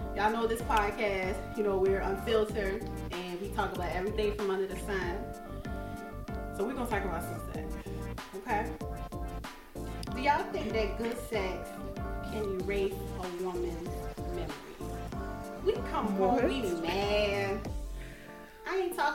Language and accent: English; South Carolina, United States; where are you from? I said, South Carolina.